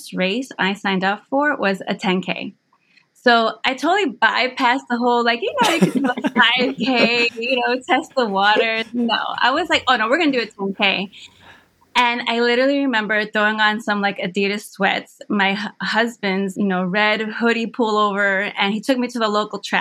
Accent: Hackensack, New Jersey, United States; moved away as an adult; also born or lived in near Philadelphia, Pennsylvania; now in Philadelphia area, United States; I was born and raised in Hackensack, New Jersey, and eventually now I'm here near Philadelphia

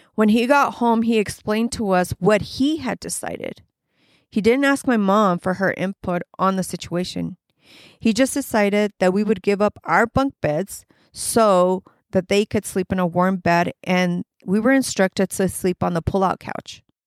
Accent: Los Angeles, California, United States; I grew up in Southern California

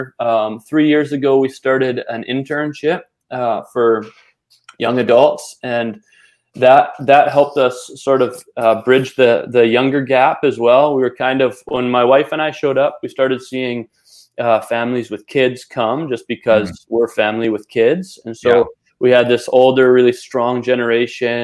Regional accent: British Columbia, Canada; I'm from Canada, grew up in BC

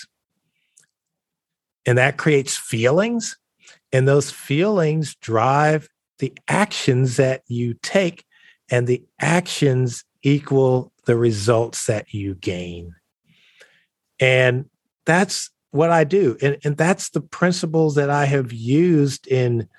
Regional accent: Columbus, Georgia, United States; also born or lived in Crailsheim, Germany; I'm coming from Columbus, Georgia, been living in the segregated South all my life

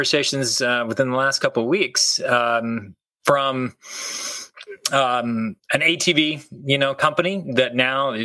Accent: Kansas, United States; moved away as an adult; now in Michigan, United States; I grew up in Kansas

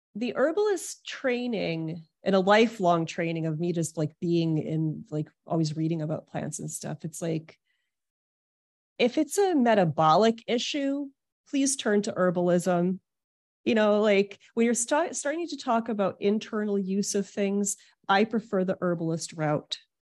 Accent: Detroit, Michigan, United States; now in New York City, United States; I was born in Detroit

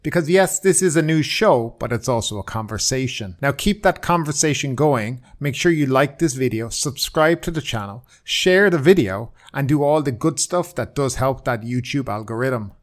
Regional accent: Ireland; now in Thailand; I'm from Ireland

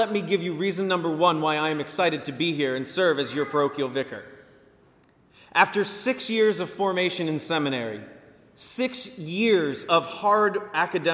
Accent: Virginia Beach, Virginia, United States; I am from Virginia Beach, born and raised

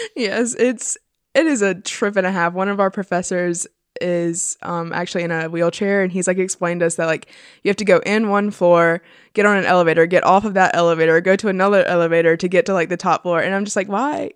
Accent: Florence, South Carolina, United States; I'm from Florence, South Carolina.

